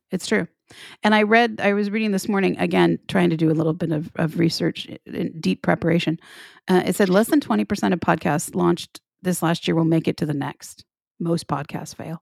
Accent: the South, United States; I am from the South

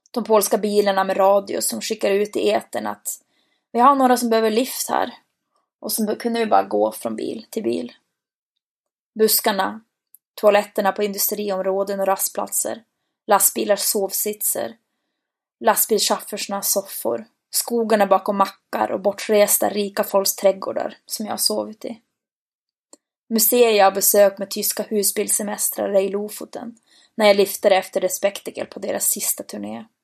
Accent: Boden, Norrbotten County, Sweden; Hardcore kan vara så mycket mer än det vi har där hemma i Bode.

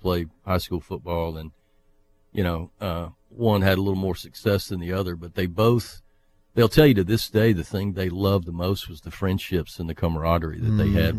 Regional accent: Jackson, Mississippi, United States; also born or lived in Baton Rouge, Louisiana / Yazoo City, Mississippi; I grew up mainly in North Jackson, spent a few years in Baton Rouge.

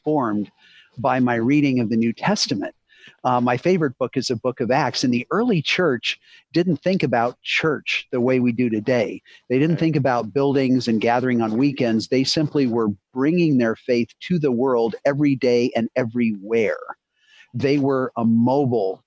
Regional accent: Boulder, Colorado, United States; moved away as an adult; now in Cincinnati, United States; I grew up in Boulder, Colorado, on the front range of the Rocky Mountains

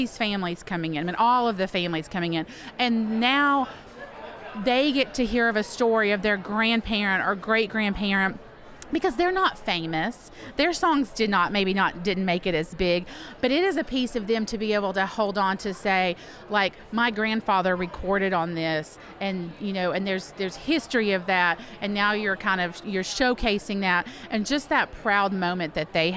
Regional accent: Bristol, United States; also born or lived in Knoxville, Tennessee / Washington, D.C.; I grew up in Bristol

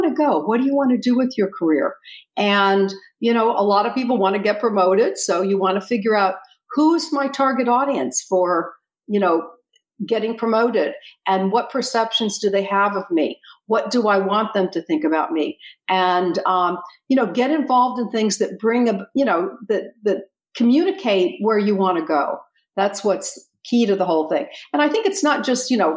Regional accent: Miami, Florida, United States; moved away as an adult; also born or lived in Seattle, Washington; my hometown was Miami, Florida

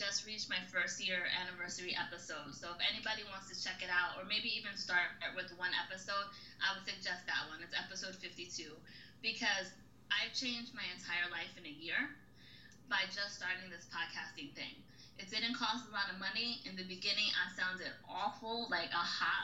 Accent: New York City, New York, United States; I'm originally from the Bronx

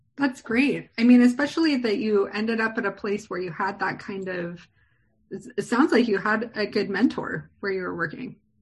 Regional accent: San Diego, California, United States; as a native myself who was born and raised here.

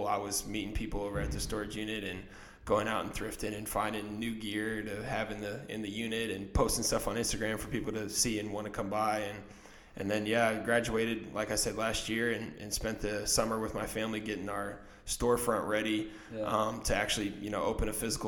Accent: Indianapolis, Indiana, United States; also born or lived in Culver, Indiana; I grew up in Indy, but I hadn't lived there for 4 years

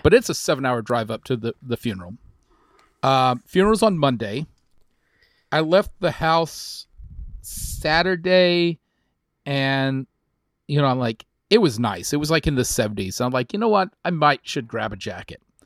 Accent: Texas, United States; moved away; I grew up in a small town, Texas

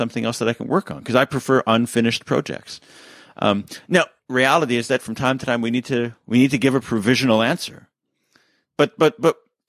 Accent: Canada; I can't run for president because I'm Canadian

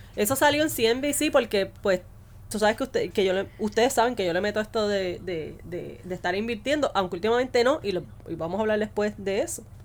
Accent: Puerto Rico; yo soy puertorriqueño

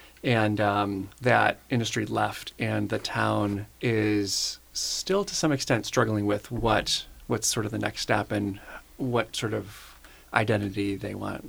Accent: Buffalo, New York, United States; moved away as an adult; also born or lived in Syracuse, New York; I was born in Buffalo, New York, and I was the earliest in this huge family.

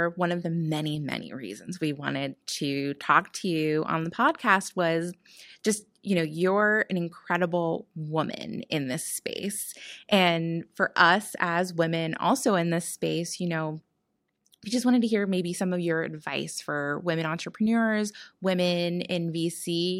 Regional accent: New Jersey, United States; now in Pittsburgh, United States; Speak of ourselves, yeah, as Jersey girls.

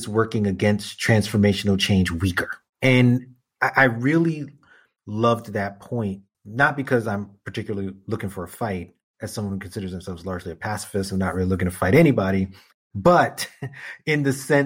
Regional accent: New York City, New York, United States; my entire lifetime as a New Yorker

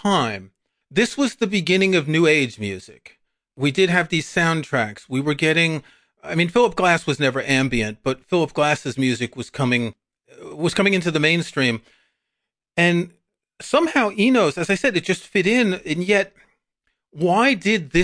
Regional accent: New York, United States; I grew up in New York

